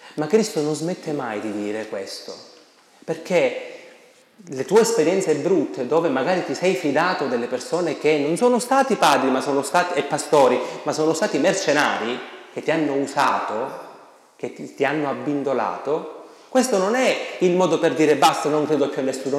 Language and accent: Italian; Sicily, Italy; Da noi, nelle mie parti in Sicilia